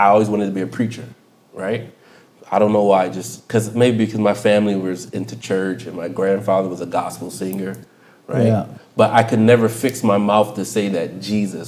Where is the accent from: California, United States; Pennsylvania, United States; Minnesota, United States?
Pennsylvania, United States; Chester; I grew up in Philadelphia, Chester, PA to be exact